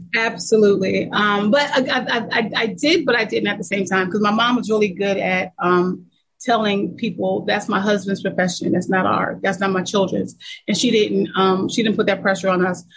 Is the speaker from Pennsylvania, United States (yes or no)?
yes; Lancaster, Pennsylvania, United States; I was born and raised in Lancaster, Pennsylvania